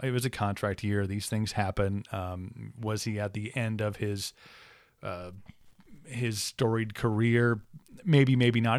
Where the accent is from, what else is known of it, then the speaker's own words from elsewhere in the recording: Wisconsin, United States; growing up in Wisconsin